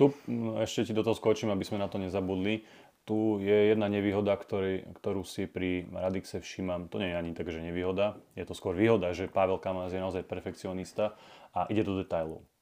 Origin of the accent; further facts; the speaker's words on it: Slovakia; sme aj my, Slováci, Západ